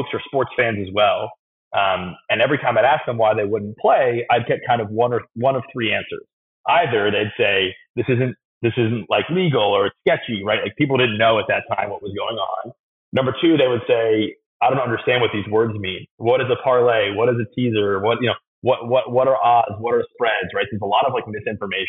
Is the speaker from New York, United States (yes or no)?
yes; New York, United States; I grew up in New York